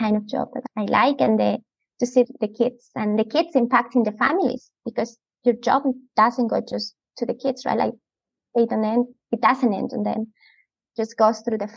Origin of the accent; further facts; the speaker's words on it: Andes, Ecuador; English is a second language; moved away as an adult; now in Vancouver, Canada; I am originally from Ecuador, a very beautiful country. I grew up there and I was living there until I was 23.